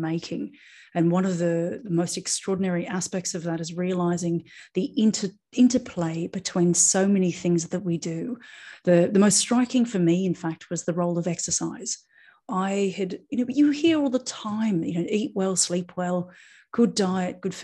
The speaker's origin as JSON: {"language": "English", "country": "Australia", "moved": "yes", "lives_now": "Ibiza, Spain", "said": "I'm an Australian acupuncturist now living in Ibiza in Spain"}